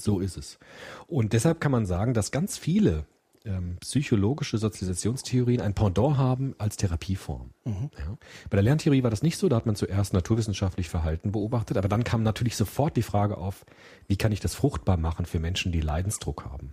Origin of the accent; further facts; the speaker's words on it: Frankfurt, Hesse, Germany; Frankfurt, mein Heimatdorf